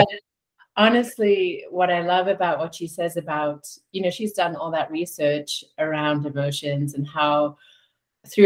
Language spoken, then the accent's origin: English; South Africa; growing up in South Africa during the height of apartheid